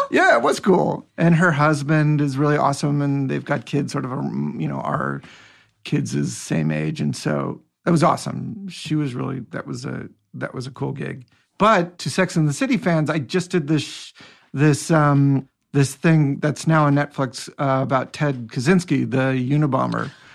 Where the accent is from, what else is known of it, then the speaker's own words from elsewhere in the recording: Seattle, Washington, United States; moved away; also born or lived in Bellingham, Washington; I grew up in Seattle